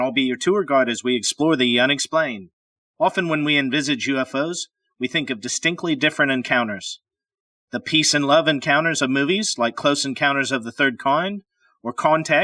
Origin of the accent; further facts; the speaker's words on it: Pacific Northwest, United States; moved away; I'm originally from the Pacific Northwest